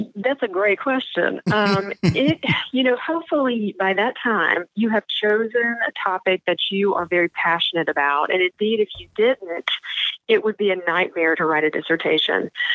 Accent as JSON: {"language": "English", "region": "the South", "country": "United States", "said": "I'm from the South"}